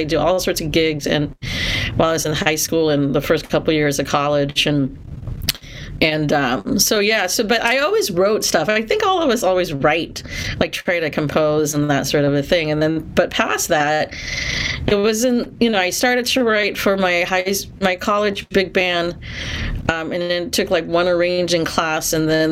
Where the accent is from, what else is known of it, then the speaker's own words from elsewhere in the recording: Singapore; also born or lived in California; now in United States; I'm originally from Singapore, and so coming here to the U.S.